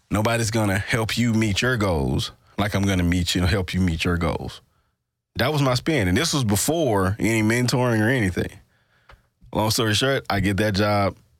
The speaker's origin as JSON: {"language": "English", "region": "Mississippi", "country": "United States", "tie": "born or raised there"}